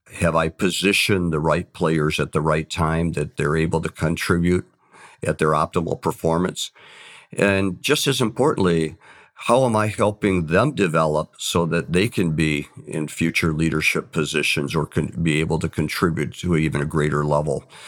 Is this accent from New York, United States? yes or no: no; Saginaw, Michigan, United States; I came from the Saginaw area